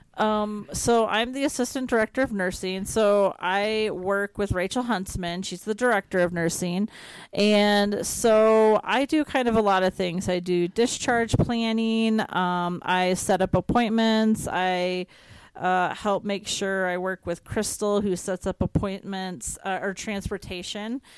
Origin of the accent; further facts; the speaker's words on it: Iowa, United States; moved away; I'm from Iowa